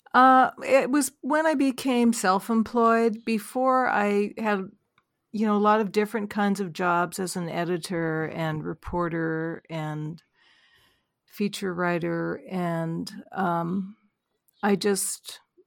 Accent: Vancouver, British Columbia, Canada; I grew up in Vancouver, Canada

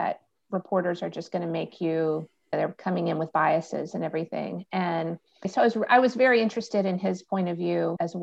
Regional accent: Alabama, United States; I'm from the South. I'm from Alabama.

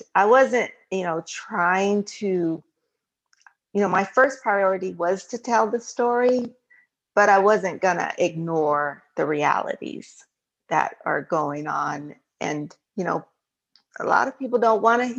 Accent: San Diego, California, United States; I grew up in San Diego, California

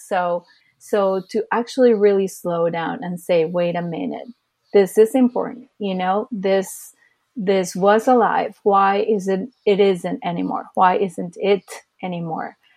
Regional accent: Costa Rica; also born or lived in California, United States; now in Los Angeles, United States; I was born here in the States, in California, to be more precise, but I actually moved to Costa Rica, where my uh, dad was from, uh, when I was just two

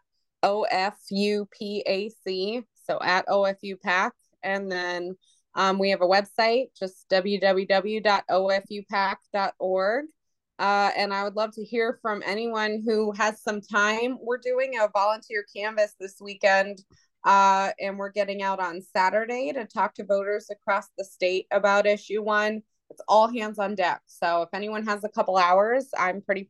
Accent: Northern Virginia, United States; now in Ohio, United States; I grew up in Northern Virginia, came to Ohio, never left

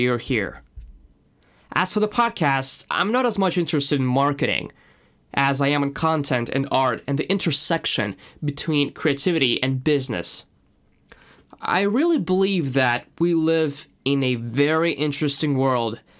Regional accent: Moscow, Russia; accent: Russian; English is a second language; moved away as an adult; now in London, United Kingdom; my Russian accent

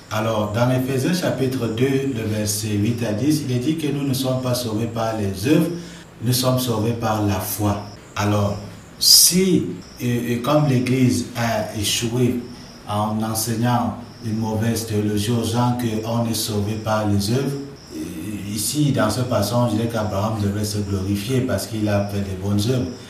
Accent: Cameroon; fondateur de l'Institut public Réma. Je suis camerounais

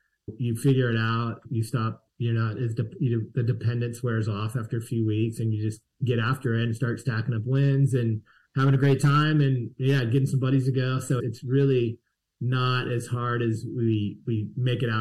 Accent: California, United States; I'm from California

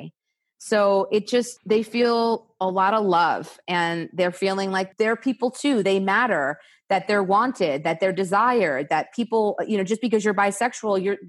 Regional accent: New York City, New York, United States; now in California, United States; I'm from New York City

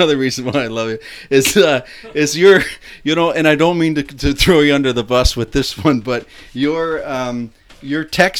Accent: Buffalo, New York, United States; growing up in Buffalo, New York

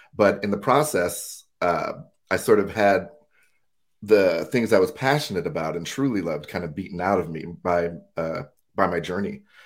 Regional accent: United States; moved away as an adult; now in Durham, United Kingdom; born and raised in the States

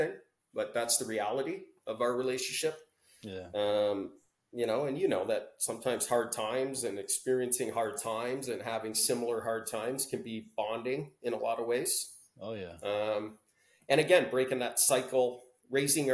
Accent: Welland, Ontario, Canada; we grew up in Welland, Ontario

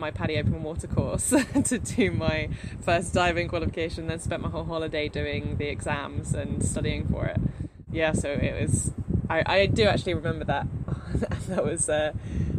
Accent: United Kingdom; I'm British

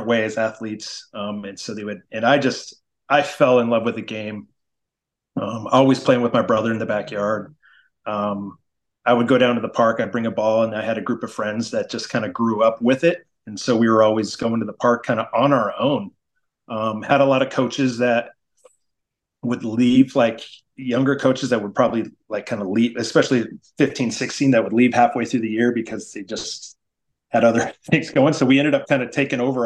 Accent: Grants Pass, Oregon, United States; moved away as an adult; also born or lived in San Diego / Milwaukee; I enjoyed my time in high school and in Grants Pass, but even looking back and going back to my hometown

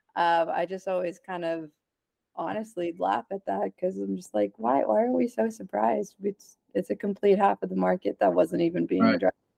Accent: Dallas, Texas, United States; I'm from Dallas

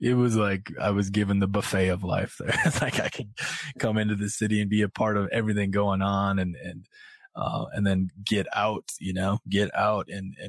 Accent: Midwest, United States; now in Brooklyn, United States; I grew up in the Midwest and that's what we did. You know, we fished and we hunted.

